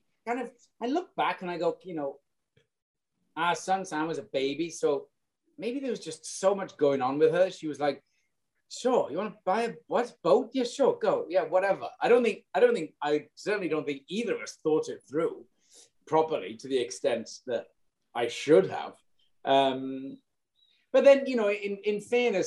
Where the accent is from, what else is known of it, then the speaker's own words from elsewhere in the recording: Welsh, Wales, United Kingdom; moved away; also born or lived in Brooklyn; being Welsh